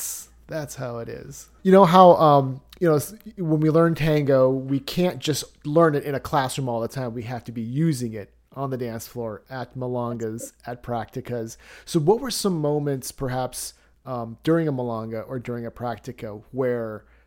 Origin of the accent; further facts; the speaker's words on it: Dayton, Ohio, United States; born there; I was actually born in Ohio. I was born in Dayton.